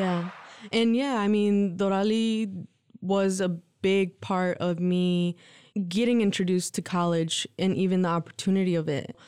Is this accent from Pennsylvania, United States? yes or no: no; Lansing, Michigan, United States; also born or lived in Mexico; My parents immigrated to the U.S. when I was three. They brought my brother and I. Um, my brother's a year old, younger than me, so okay. he's two and I was three. They migrated to um, Lansing, Michigan